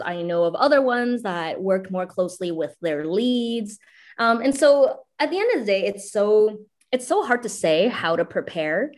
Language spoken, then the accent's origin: English; Canada; also born or lived in China; I immigrated from China to Canada when I was seven years old